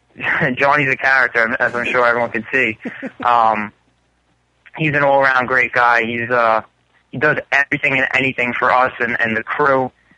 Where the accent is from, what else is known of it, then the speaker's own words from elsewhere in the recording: Staten Island, New York, United States; I'm from Staten Island, New York.